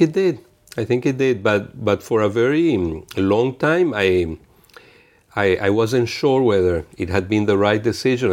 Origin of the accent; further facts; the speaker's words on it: Venezuela; moved away as an adult; also born or lived in Italy; now in Geneva, Switzerland; I was born in Venezuela in nineteen sixty-six, and I lived, eh, my childhood between Venezuela and Italy